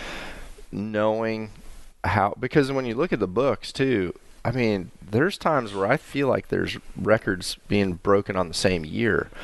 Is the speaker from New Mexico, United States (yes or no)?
no; Mississippi, United States; moved away; also born or lived in Illinois; growing up in Mississippi